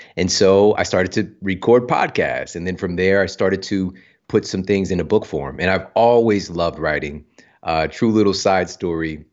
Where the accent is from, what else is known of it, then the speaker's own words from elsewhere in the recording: Ferguson, Missouri, United States; I'm from Ferguson, Missouri. Yeah. Like, I grew up in some tough circumstances.